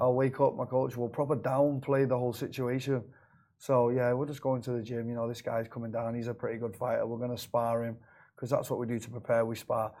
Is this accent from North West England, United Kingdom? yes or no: yes; Manchester, North West England, United Kingdom; moved away as an adult; now in Dubai, United Arab Emirates; I'm from Manchester in England.